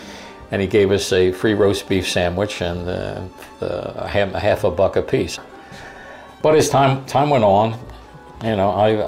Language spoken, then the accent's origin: English; Philadelphia, Pennsylvania, United States; Our parents hailed from Naples, Italy for the most part. We were born and raised in South Philadelphia, went to Catholic elementary schools, Catholic high school. I graduated in 1964